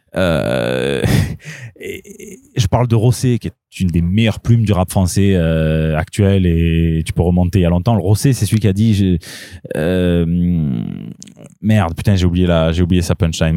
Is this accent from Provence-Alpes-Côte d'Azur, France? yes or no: yes; Marseille, Provence-Alpes-Côte d'Azur, France; je suis Marseillais, pas Marseillaise